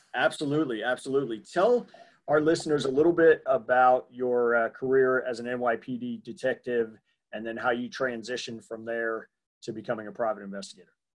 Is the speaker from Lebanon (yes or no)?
no; New York, United States; I grew up in New York, but not the city